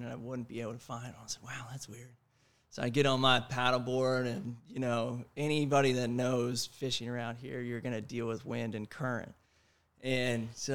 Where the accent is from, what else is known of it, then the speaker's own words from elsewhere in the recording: Annapolis, Maryland, United States; moved away as an adult; also born or lived in Maine; now in Topsail Island, United States; I'm from Annapolis, Maryland